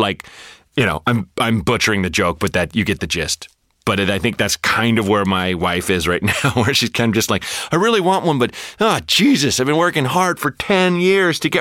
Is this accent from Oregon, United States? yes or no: yes; Portland, Oregon, United States; growing up in Portland and being bored